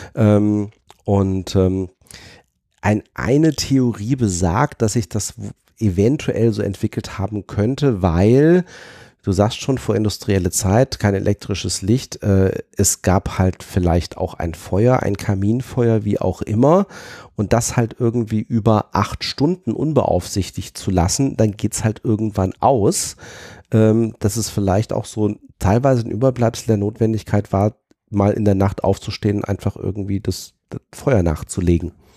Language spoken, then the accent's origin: German; Fulda, Hesse, Germany; moved away; also ich bin ja gebürtig aus Fulda